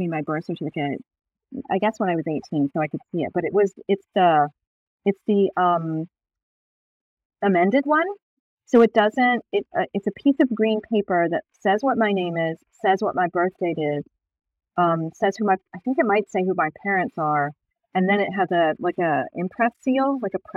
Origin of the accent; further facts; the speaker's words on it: Buffalo, New York, United States; I was born in Buffalo, which is over on the west side of the state